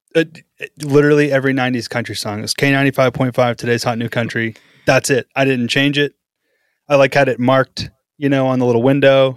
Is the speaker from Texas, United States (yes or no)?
yes; Powderly, Texas, United States; now in Oklahoma City, United States; I lived in Texas for, uh, eight years growing up. The growing up years were in Texas.